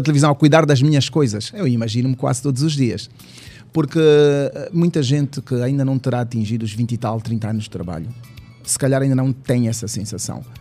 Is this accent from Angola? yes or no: yes; Lubango, Huíla, Angola; also born or lived in Bibala / Tômbua; now in Luanda, Angola; Sou do Lubango até porque eu fui para o Lubango com 5 anos